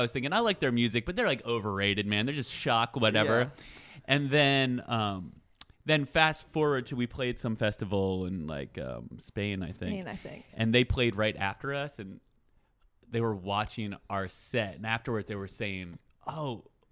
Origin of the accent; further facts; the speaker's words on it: Vermont, United States; I grew up in Vermont